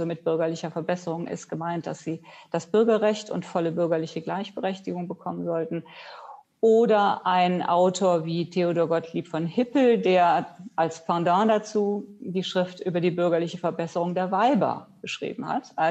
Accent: Rhineland, Germany; Wenn ich anfange äh, in meiner Kindheit, äh, ich komme ja aus dem Rheinland, da ist meine erste Assoziation gewesen, das preußisch Blau der preußischen Uniformen

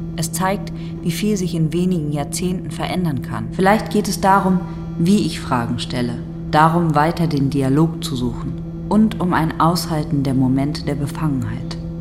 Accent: Germany; als Deutsche

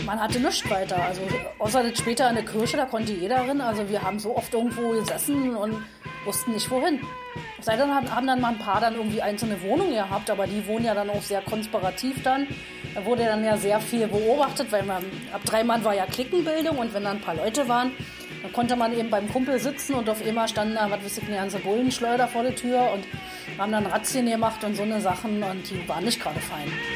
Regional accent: Berlin, Germany; Ich bin 1965 geboren und habe meine Jugend in Ostberlin erlebt

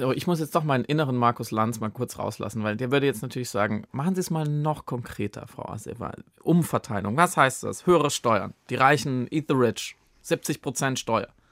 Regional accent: Baden-Württemberg, Germany; ich komme auch aus Baden, ganz ursprünglich

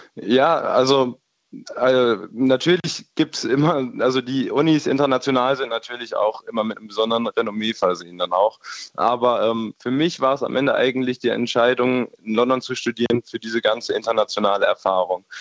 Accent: Germany; moved away; dieses Bewusstsein, Deutscher zu sein

